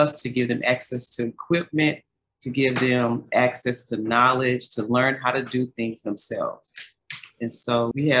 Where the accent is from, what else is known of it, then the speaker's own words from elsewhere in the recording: Dallas, Texas, United States; I grew up in South Oak Cliff.